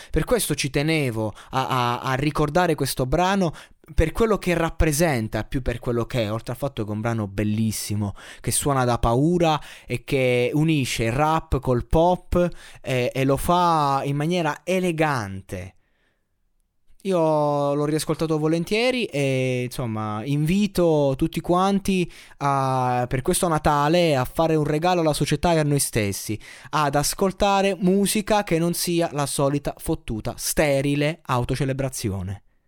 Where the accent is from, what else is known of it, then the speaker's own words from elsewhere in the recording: Abruzzo, Italy; Io da abruzzese